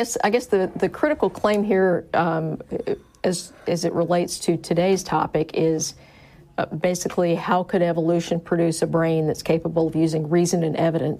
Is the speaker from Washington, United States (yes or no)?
no; Minneapolis, Minnesota, United States; born or raised there; moved away